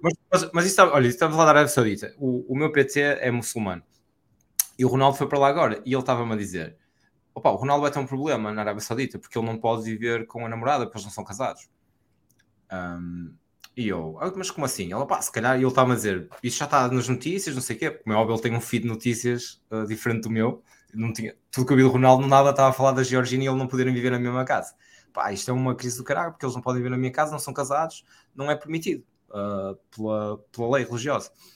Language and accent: Portuguese; Portugal; do que nós sentimos como portugueses